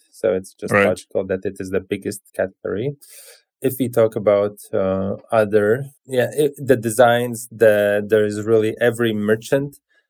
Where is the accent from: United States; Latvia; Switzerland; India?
Latvia; The key connection is that we are both from Latvia.